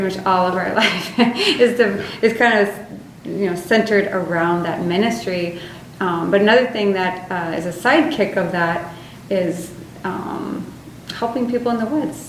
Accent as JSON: {"language": "English", "region": "Alaska", "country": "United States", "tie": "born or raised there", "said": "growing up in Alaska"}